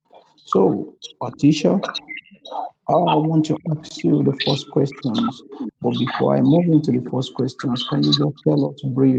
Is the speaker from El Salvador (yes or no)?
no; Nigeria; I'm from Nigeria